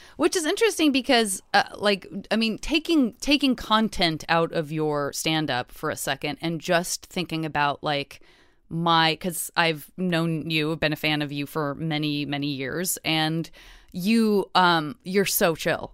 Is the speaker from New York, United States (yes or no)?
no; Arizona, United States; I grew up in Arizona